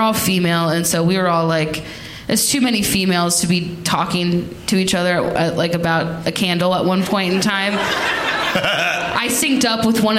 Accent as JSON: {"language": "English", "town": "Cincinnati", "region": "Ohio", "country": "United States", "said": "I am from Cincinnati"}